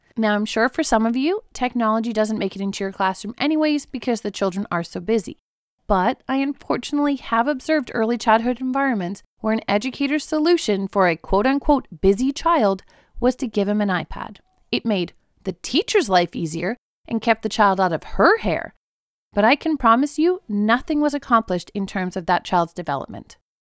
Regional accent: South Africa; I grew up in South Africa

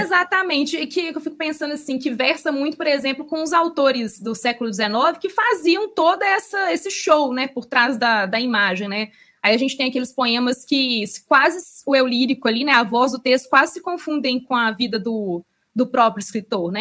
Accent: Belo Horizonte, Minas Gerais, Brazil; eu, como tô presa nessa cidade maldita, já faz 33 anos

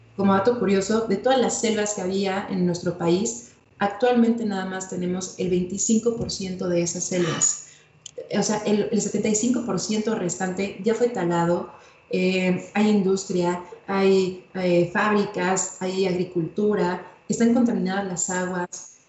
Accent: Mexico; como mexicanos

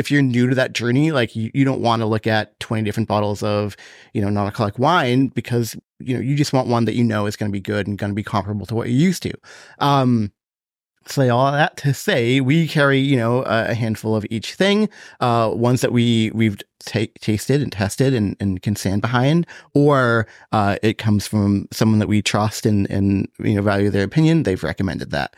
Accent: Boston, Massachusetts, United States; now in Austin, United States; I'm from Boston

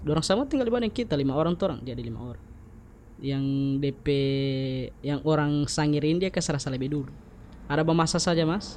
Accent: Gorontalo, Indonesia; kita orang Gorontalo

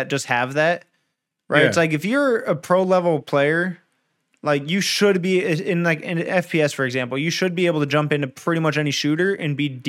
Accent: Southern California, United States; I was born in Southern California. I'm used to like L.A. traffic.

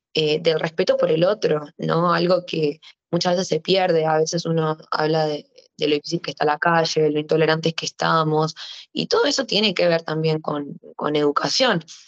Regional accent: Argentina; yo me niego a abandonar Argentina sabiendo el potencial que existe en mi país

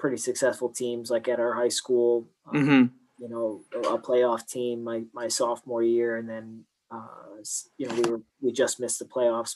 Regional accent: Cleveland, Ohio, United States; growing up in Cleveland, most of the kids don't go, you know, almost our whole neighborhood went to private schools

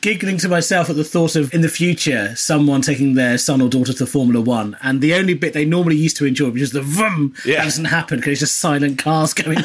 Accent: United Kingdom; I'm of a British Asian persuasion.

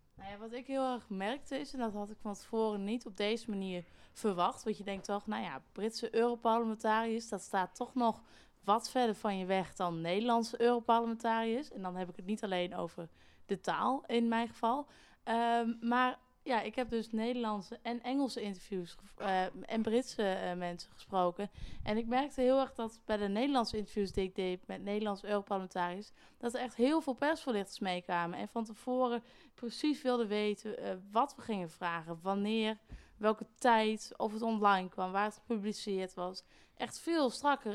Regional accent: Netherlands; we misschien als Nederlanders

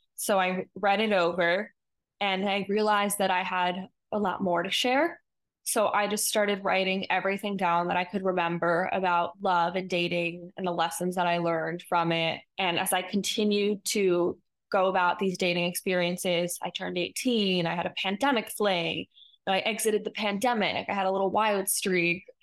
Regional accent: New York, United States; growing up in New York

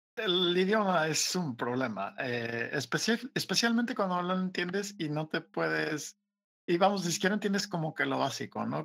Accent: Mexico

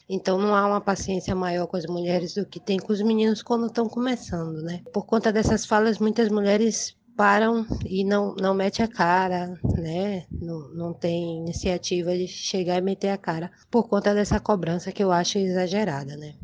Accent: Manaus, Amazonas, Brazil; moved away as an adult; also born or lived in Lábrea, Amazonas / São Paulo; now in Salvador, Brazil; sou natural de, do Amazonas, nasci no interior do Amazonas, em Lábrea, e cresci na cidade de Manaus, Amazonas

